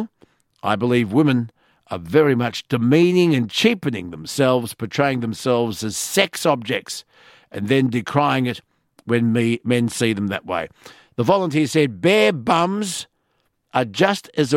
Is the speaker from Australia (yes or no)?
yes; Sydney, New South Wales, Australia; I grew up on Sydney's northern beaches